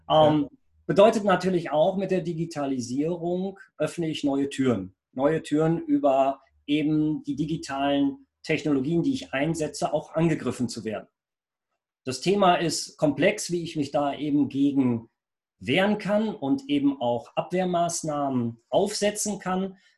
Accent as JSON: {"language": "German", "town": "Rheinberg", "region": "North Rhine-Westphalia", "country": "Germany", "said": "ich komme aus Rheinberg. Wir sind ja praktisch im weitesten Sinne Nachbarn"}